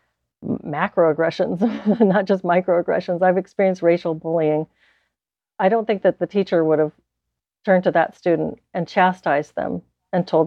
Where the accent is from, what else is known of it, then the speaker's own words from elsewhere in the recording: South Texas, United States; I grew up in South Texas